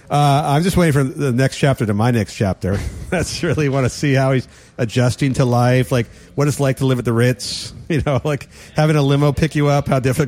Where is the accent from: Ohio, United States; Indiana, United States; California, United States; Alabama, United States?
California, United States; I am from the Bay Area. I'm so happy with this.